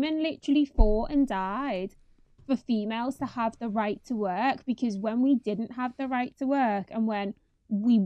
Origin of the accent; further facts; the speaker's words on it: Liverpool, North West England, United Kingdom; moved away as an adult; now in London, United Kingdom; the area I'm in now isn't dissimilar to the one I grew up in Liverpool